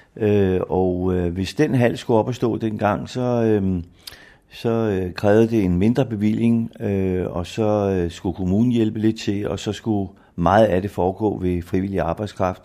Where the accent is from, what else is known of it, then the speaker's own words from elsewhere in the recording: Humlebæk, Capital Region of Denmark, Denmark; also born or lived in Bagsværd / Helsingør / Greve; Jeg er vokset op seks år i Bagsvær, og derefter i Humlebæk, til jeg blev voksen og flyttede til Helsingør